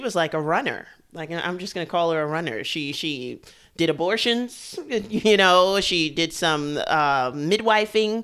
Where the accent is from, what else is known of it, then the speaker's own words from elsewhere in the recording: New York, United States; I grew up here in New York, too